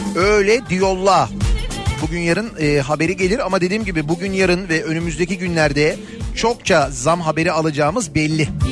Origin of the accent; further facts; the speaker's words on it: Istanbul, Turkey; Bir İstanbullu olarak